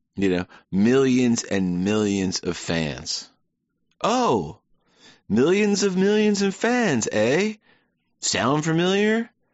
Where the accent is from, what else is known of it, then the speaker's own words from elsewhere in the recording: United States; I'm an American.